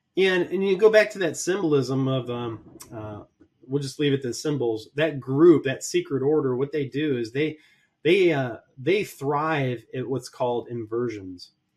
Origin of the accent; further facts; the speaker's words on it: Columbus, Ohio, United States; my hometown, Columbus, Ohio